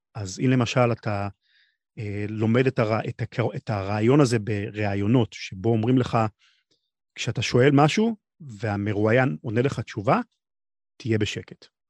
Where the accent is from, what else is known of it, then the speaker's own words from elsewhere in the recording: Israel; אני מישראל, אבל הרבה מכל העולם